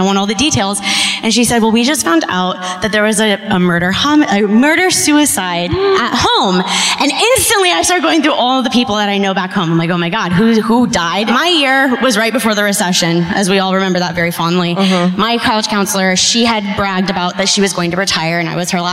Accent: Saratoga, California, United States; I'm from actually Saratoga, which is right near San Jose

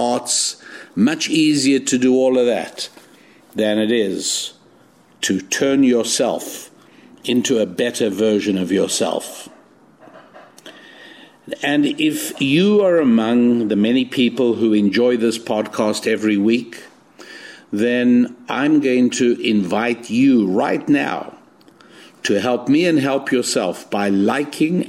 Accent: South Africa; moved away as an adult; also born or lived in England / Israel; now in United States; I was born in South Africa, and by the time I was 10 years old, my parents were

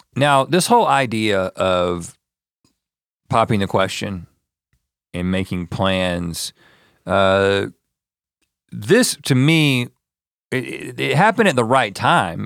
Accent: North Carolina, United States; also born or lived in Georgia; I was born in Georgia, but I was, grew up in, grew up in North Carolina

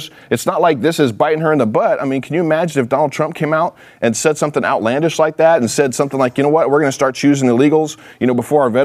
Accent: California, United States; I'm from California

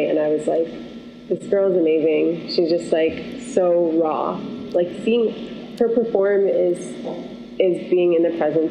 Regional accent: Syracuse, New York, United States; I'm from Syracuse, New York, and it's actually pretty similar to Wisconsin.

